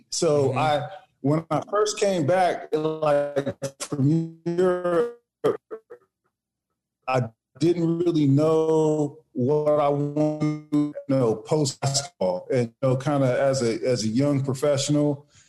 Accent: Woodland, California, United States; also born or lived in Sacramento, California; Yeah, I was actually raised in Woodland. I was born in Sac and raised in Woodland.

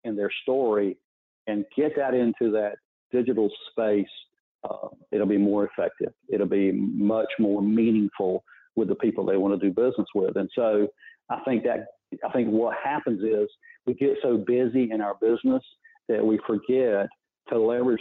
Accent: Raleigh, North Carolina, United States; born or raised there

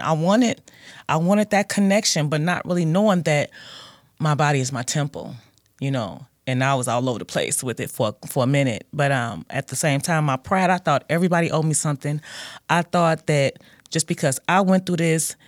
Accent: Gary, Indiana, United States; I grew up in, well, I'm from Gary, Indiana, born nineteen seventy-five

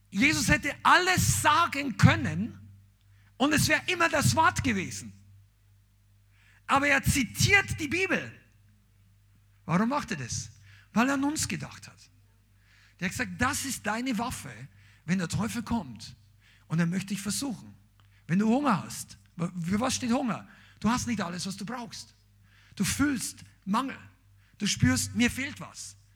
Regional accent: Bavaria, Germany; ich bin Bayer, ja, er vergibt mir, er liebt mich trotzdem. Aber bei uns haben wir gesagt, ein Hackel.

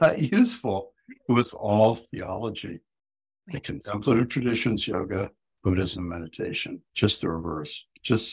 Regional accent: Ohio, United States; moved away as an adult; now in New England, United States; growing up in Ohio, or even I went to college out here in New England

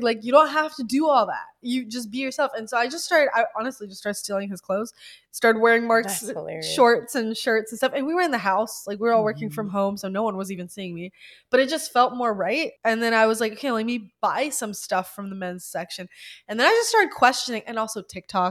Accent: Ukraine; moved away; I'm originally from Ukraine

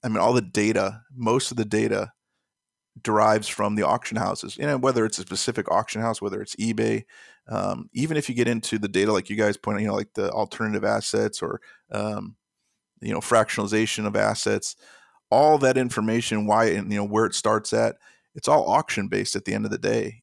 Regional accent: Chicago, Illinois, United States; I'm from Chicago

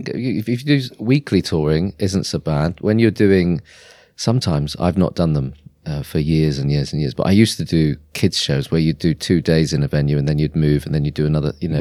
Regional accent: Norwich, East of England, United Kingdom; I was born, uh, in Norwich, uh, in, uh, nineteen seventy-five, and, um, I grew up in Norwich

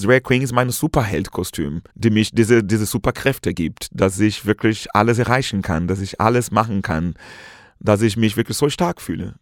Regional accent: Brazil; German is a second language; moved away as an adult; now in Germany; ich komme aus Brasilien ursprünglich, mhm. nun lebe seit vielen, vielen Jahren hier in Deutschland

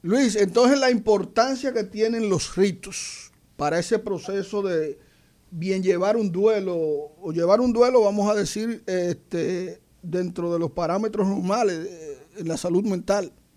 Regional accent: Belén, Dominican Republic; now in Santo Domingo, Dominican Republic; mi pueblo se llama Belén

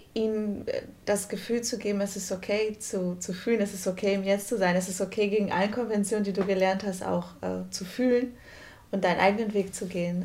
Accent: Brazil; Ich, als Brasilianerin

